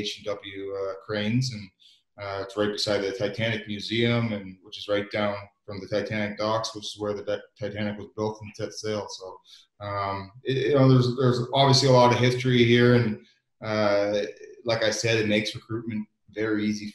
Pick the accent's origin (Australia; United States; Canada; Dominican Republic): Canada; moved away as an adult; now in Belfast, United Kingdom; as a Canadian growing up